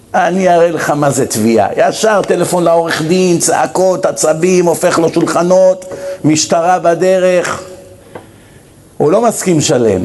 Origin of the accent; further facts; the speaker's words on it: Israel; moved away as an adult; ואני גדלתי פה למרות הכל, למרות שאני כבר 27 שנים לא חי פה